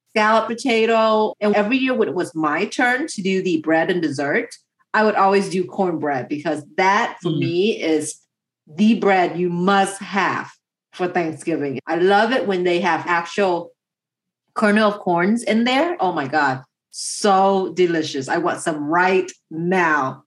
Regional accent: United States; my family moved to America 30 plus years ago

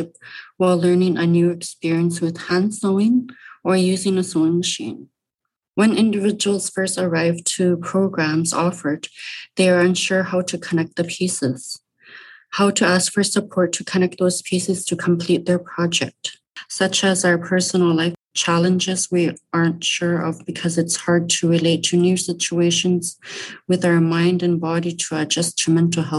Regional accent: Rankin Inlet, Nunavut, Canada; I'm from Rankin Inlet, Nunavut, born and raised

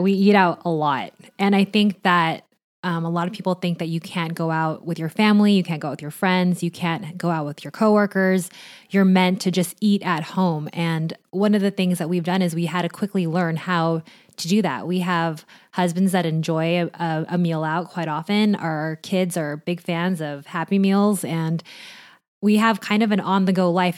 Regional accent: Orange County, California, United States; I grew up in Orange County

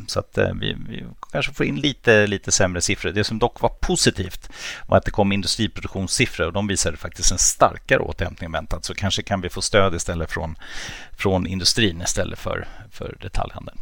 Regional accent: Germany; now in Sweden; jag som är tysk då, mm. eller född i Tyskland åtminstone

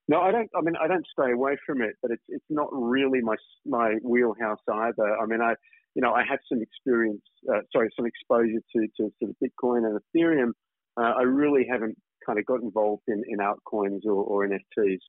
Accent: Australia; accent: Australian; moved away as an adult; now in Singapore; I've obviously spent time in Australia

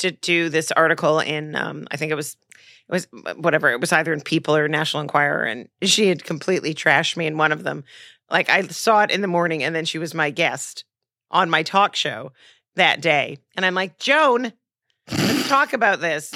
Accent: Montreal, Quebec, Canada; moved away; I'm from Montreal

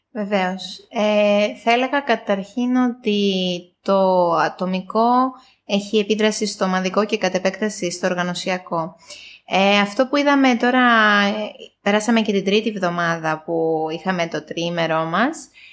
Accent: Greece; moved away as an adult; now in Cyprus; εγώ είμαι από Ελλάδα, έχω έρθει τα τελευταία τρία χρόνια Κύπρο

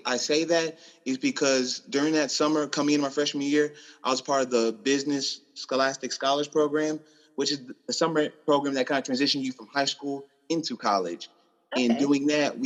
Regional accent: Houston, Texas, United States; I am from Houston, Texas

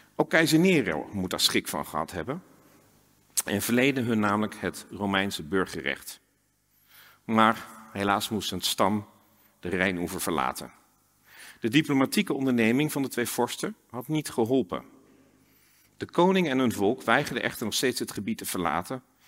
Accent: Twente, Overijssel, Netherlands; moved away; also born or lived in Exeter, United Kingdom; Ik ben zelf opgegroeid in Twente

